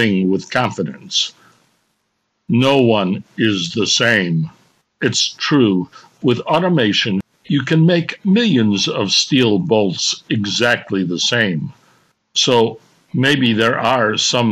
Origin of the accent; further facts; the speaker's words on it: United States; I'm an American